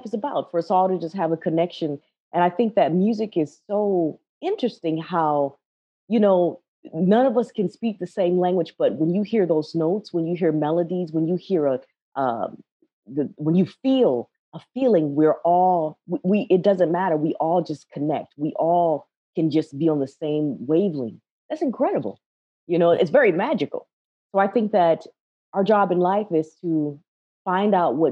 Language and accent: English; Minneapolis, Minnesota, United States; also born or lived in Ohio; growing up in Minneapolis